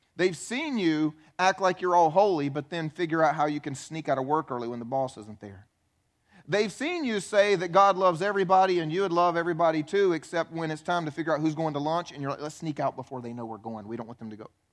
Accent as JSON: {"language": "English", "region": "the Bible Belt", "country": "United States", "tie": "born or raised there", "said": "I grew up in the Bible Belt going to church my whole life"}